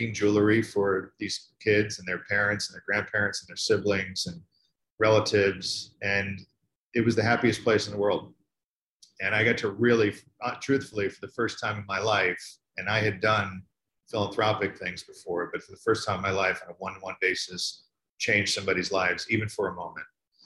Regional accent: New York, United States; I'm from New York

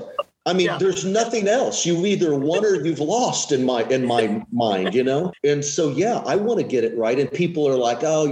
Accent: Collinsville, Illinois, United States; I'm from Collinsville, Illinois, which is a small town east of St. Louis, about 20 minutes or so. So I come from this town. When I was a kid, there's probably 13, 14,000 people

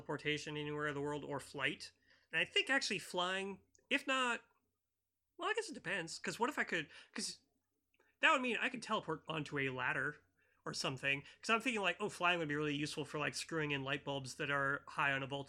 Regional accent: United States; I'm an American

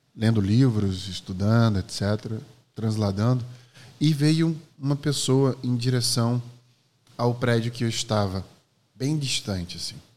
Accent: Maceió, Alagoas, Brazil; Eu nasci em 1986 em Maceió, Alagoas

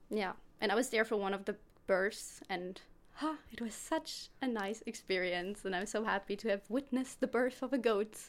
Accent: Germany; English is a second language; moved away as an adult; also born or lived in Stuttgart area, Germany; now in Växjö, Sweden; I'm 20 years old and I'm from Germany. I'm living close to Stuttgart.

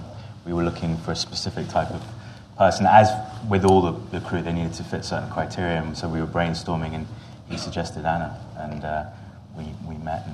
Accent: England, United Kingdom; born there; also born or lived in Jordan; I'm half Jordanian, half English. I was born in England and moved back and forth my whole life. I've literally spent half my life in both countries.

